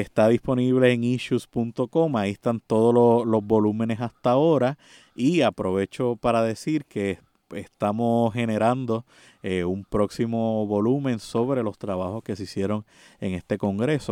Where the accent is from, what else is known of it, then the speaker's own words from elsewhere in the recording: Puerto Rico; nuestra condición política de Puerto Rico